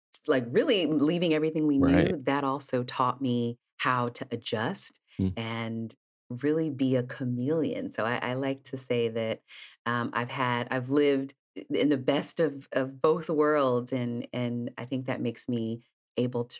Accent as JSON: {"language": "English", "town": "East Palo Alto", "region": "California", "country": "United States", "tie": "born or raised there", "said": "I grew up in Northern California in a town called East Palo Alto"}